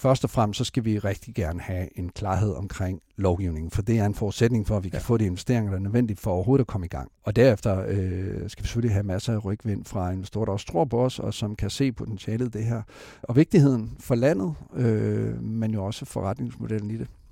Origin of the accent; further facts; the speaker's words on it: Esbjerg, Southern Denmark, Denmark; jeg har selv født og opvokset i Esbjerg